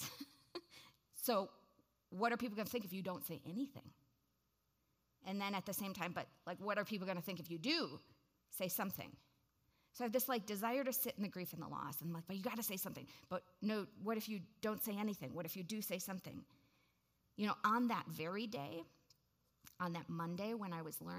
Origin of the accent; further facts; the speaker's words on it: Waukesha, Wisconsin, United States; I grew up in Waukesha, Wisconsin.